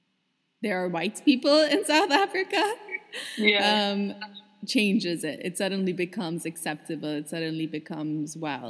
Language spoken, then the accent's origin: English; Dubai, United Arab Emirates; from my Colombian-ness or Pakistani-ness. The influences that I've had growing up in Dubai.